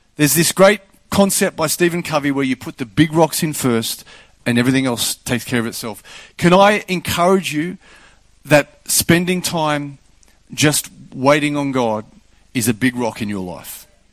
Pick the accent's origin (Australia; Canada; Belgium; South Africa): Australia; I'm Australian